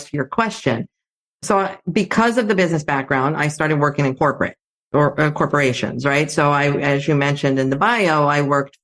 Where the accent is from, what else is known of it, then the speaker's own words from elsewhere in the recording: Athens, Attica, Greece; I grew up in Athens, Greece. So I grew up in a bilingual household. My mom was Greek. My dad is American